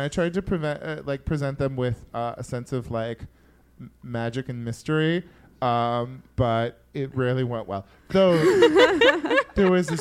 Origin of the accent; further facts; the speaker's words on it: Yuba City, California, United States; moved away; I came back to Yuba City and I worked at the mall for a month